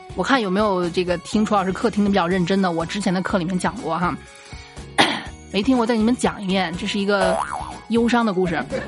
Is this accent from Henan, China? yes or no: no; Shanxi, China; 我们山西这边的，呃，建筑格局